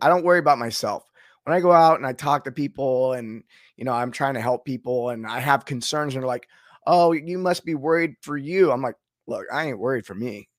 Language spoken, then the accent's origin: English; United States; being an American